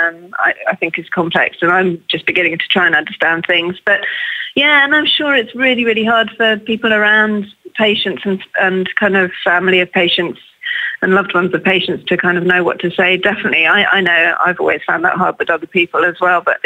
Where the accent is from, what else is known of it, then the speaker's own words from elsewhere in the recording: England, United Kingdom; I'm English.